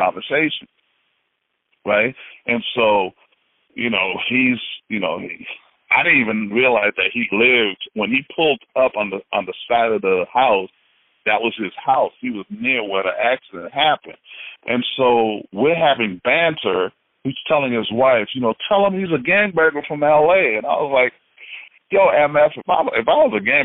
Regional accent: Haiti; moved away; I'm from Haiti. you know, I mean, I am African descent, but I was actually born in Haiti

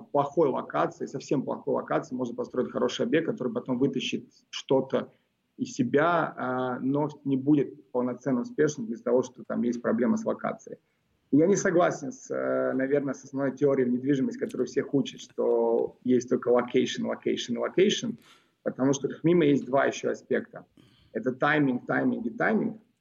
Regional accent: Moscow, Russia; born or raised there; also born or lived in Belgrade, Serbia

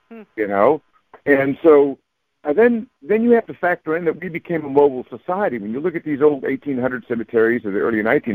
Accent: San Bernardino, California, United States; the church where I grew up in San Bernardino.

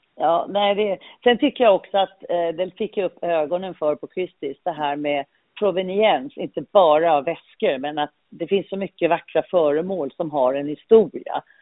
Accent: Malmö, Skåne, Sweden; moved away as an adult; also born or lived in London; jag är uppvuxen i Malmö

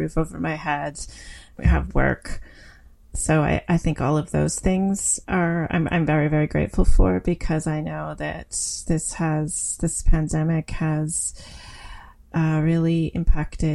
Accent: Wingham, Ontario, Canada; moved away as an adult; also born or lived in Guelph, Ontario / Sackville, New Brunswick / Thunder Bay, Ontario / Winnipeg, Manitoba; now in Peterborough, Canada; I grew up in Wingham, Ontario

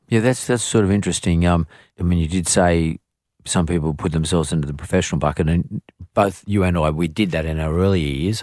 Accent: Sydney, New South Wales, Australia; I grew up here in Sydney

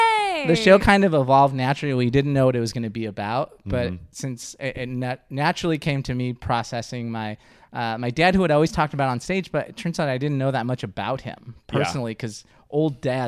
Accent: East Coast, United States; Unfortunately, I'm from the East Coast, and that's like, oh, you guys have accents too.

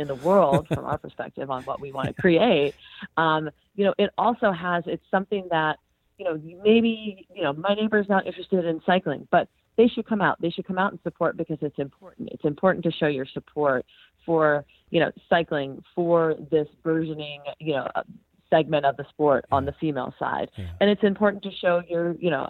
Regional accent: California, United States; now in Colorado, United States; I'm from California

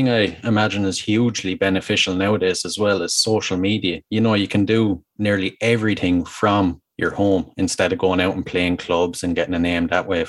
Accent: Ireland; being Irish

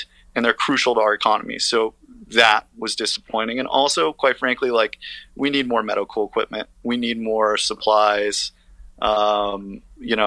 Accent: Las Vegas, Nevada, United States; now in Brooklyn, United States; my hometown

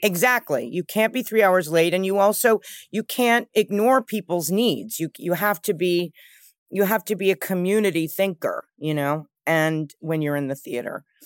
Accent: New York City, New York, United States; I grew up with my mother in New York. I think growing up in New York helped in New York City

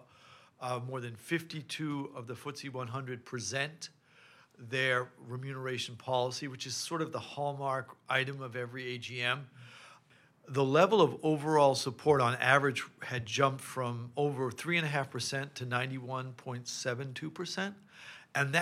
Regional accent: Massachusetts, United States; now in Paris, France; I grew up in the United States in Massachusetts

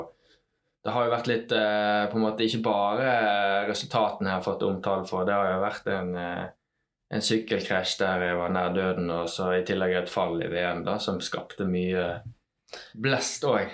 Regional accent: Os, Vestland, Norway; Jeg er oppvokst på Os

